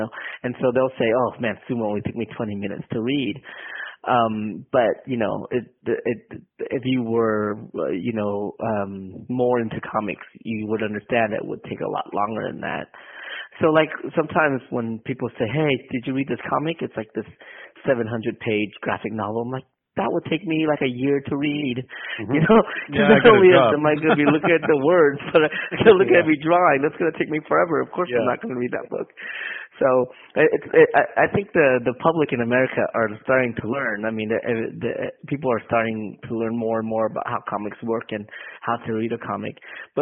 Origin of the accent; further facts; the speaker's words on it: San Jose, California, United States; moved away as an adult; now in Oakland, United States; I grew up in San Jose, California